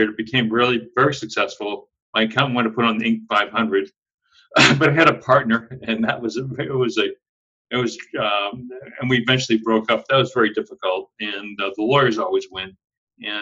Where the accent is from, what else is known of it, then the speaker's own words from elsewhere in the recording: Andover, Massachusetts, United States; But I grew up in Andover, Massachusetts